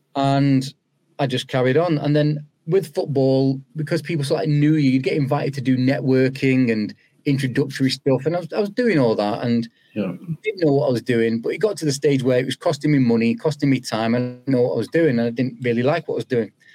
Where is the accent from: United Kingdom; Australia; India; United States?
United Kingdom; Old Trafford, North West England; also born or lived in Moss Side, Manchester; Moss Side was where I was born, and then spent the formative years all in Old Trafford